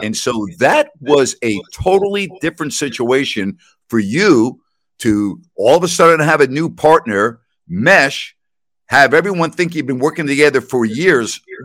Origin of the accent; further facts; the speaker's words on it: Long Island, New York, United States; moved away; also born or lived in Sacramento; I am growing up on Long Island, My dad had season tickets